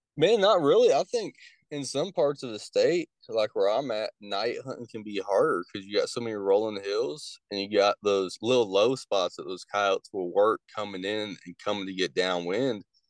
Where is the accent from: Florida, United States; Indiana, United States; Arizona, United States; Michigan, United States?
Indiana, United States; moved away as an adult; now in Kentucky, United States; I grew up in Indiana